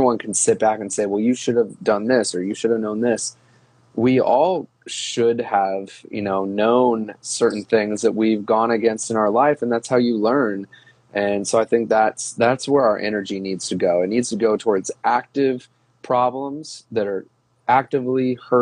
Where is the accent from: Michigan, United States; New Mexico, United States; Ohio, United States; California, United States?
Ohio, United States; I grew up in Ohio